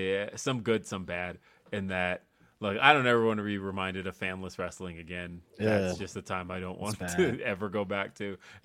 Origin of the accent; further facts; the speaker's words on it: Los Angeles, California, United States; moved away as an adult; now in Denver, United States; when Power Rangers first came out, I lived in Los Angeles.